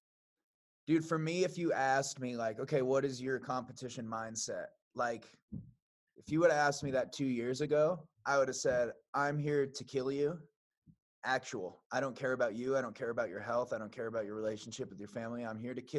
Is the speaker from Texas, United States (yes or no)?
no; Iowa, United States; I grew up in Iowa